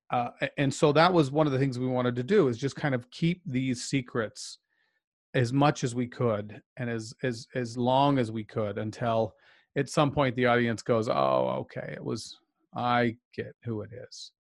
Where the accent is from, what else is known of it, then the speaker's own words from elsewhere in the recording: outside of Salt Lake City, Utah, United States; I was raised outside of Salt Lake as a child